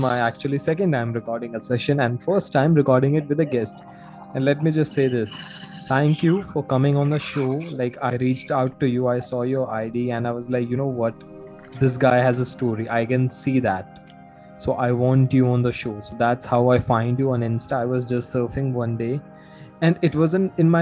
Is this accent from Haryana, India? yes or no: yes; Gurgaon, Haryana, India; now you live in Gurugram, that's my hometown